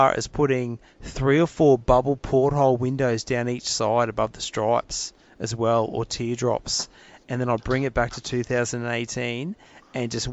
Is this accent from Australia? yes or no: yes; Adelaide, South Australia, Australia; when I was a kid, I grew up in Glenelg and Adelaide in the late 70s, early 80s.